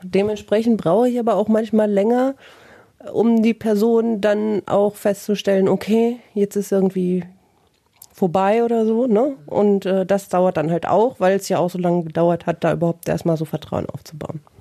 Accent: Bielefeld, North Rhine-Westphalia, Germany

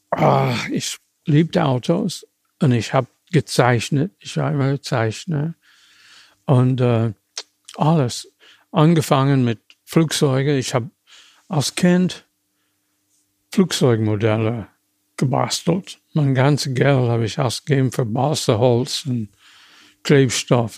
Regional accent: United States; German is a second language; moved away as an adult; now in Germany; ich komme aus den USA.

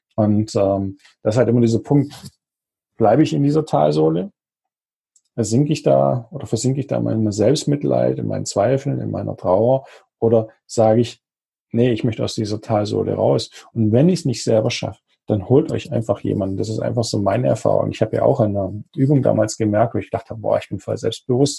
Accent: Germany; bei uns in Deutschland

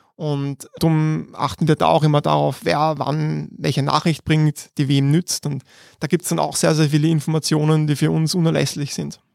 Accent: Vienna, Austria; born or raised there

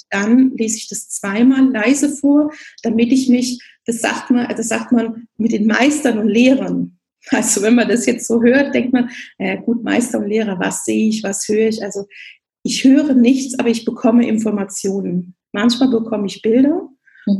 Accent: Rhineland, Germany; moved away as an adult; also born or lived in Bavaria (near Augsburg); now in Augsburg, Germany; Ich bin eigentlich gebürtige Rheinländerin und mit Herz auch noch Rheinländerin

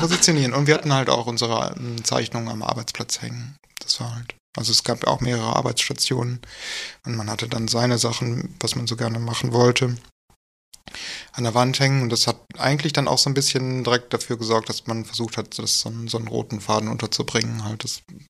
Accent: Wuppertal, North Rhine-Westphalia, Germany; also born or lived in Dortmund; Ich komme äh, eigentlich aus Wuppertal und habe aber ganz lange in Dortmund gewohnt.

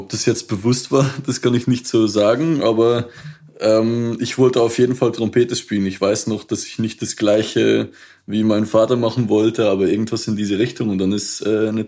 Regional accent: Belgium; accent: Flemish; German is a second language; moved away; also born or lived in Liège; Ähm, ich komme eigentlich äh, ursprünglich aus Belgien, das heißt mit dem Akzent könnte man das vielleicht auch flämisch nennen, äh, was man da hört, wenn ich Deutsch rede.

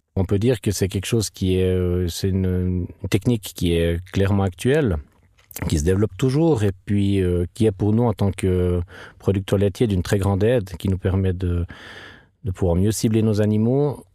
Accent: Treyvaux, Fribourg, Switzerland; Je viens de Trévaux, dans le canton de Fribourg.

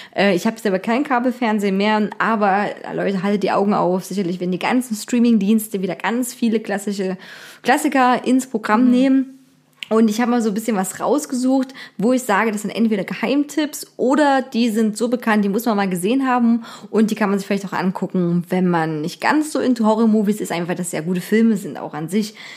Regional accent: Germany; also born or lived in Dresden; bei uns in Deutschland

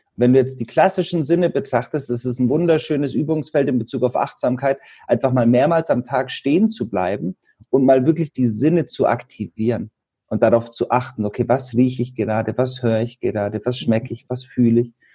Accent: Allgäu, Bavaria, Germany; Ich komme ja aus Bayern, aus dem Allgäu

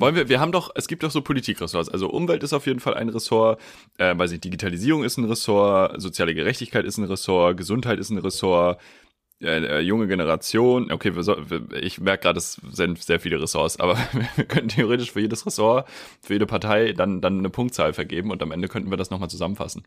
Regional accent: Schleswig-Holstein, Germany; in Schleswig-Holstein gibt es einen, weil das ist ungefähr da, wo ich herkomme

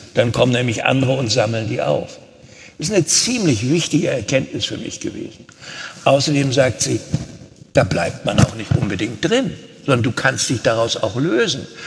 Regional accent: Rostock, Mecklenburg-Vorpommern, Germany; moved away as an adult; also born or lived in Cologne; weil ich meine mecklenburgische Heimat liebte, meine Ostsee, mein Rostock, Fischland da oben.

